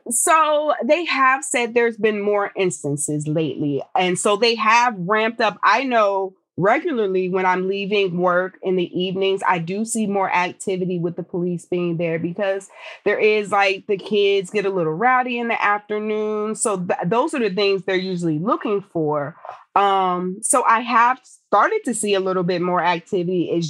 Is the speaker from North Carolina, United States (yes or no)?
no; Abilene, Texas, United States; born there; so I'm an Air Force brat. My family is lived New Jersey, New York. I was born in Abilene, Texas.